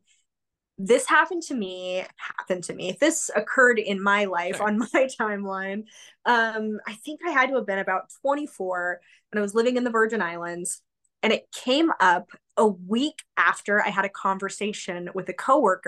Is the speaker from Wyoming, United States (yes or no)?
yes; Wyoming, United States; I was raised in Wyoming. My hometown had about 3,000-ish